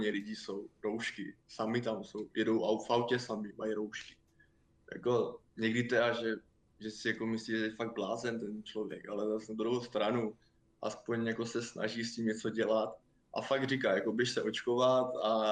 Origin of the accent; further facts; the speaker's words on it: Czechia; jsem byl nejhorší Čech snad